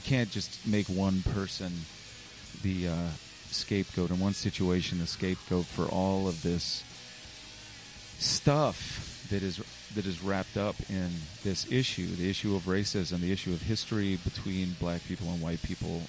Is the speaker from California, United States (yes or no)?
no; Richmond, Virginia, United States; I love this town. I'm from this town